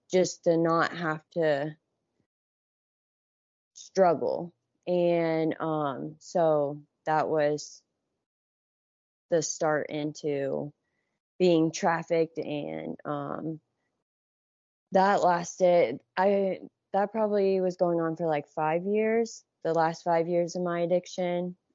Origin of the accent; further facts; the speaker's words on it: Johnstown, Ohio, United States; I grew up in Johnstown, which is like 40, 40 minutes from downtown Columbus.